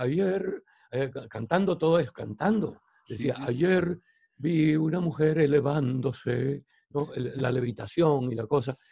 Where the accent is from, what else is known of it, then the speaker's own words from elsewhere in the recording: Barranquilla, Atlántico, Colombia; moved away as an adult; also born or lived in Spain / Germany; now in Puerto Colombia, Colombia; soy barranquillero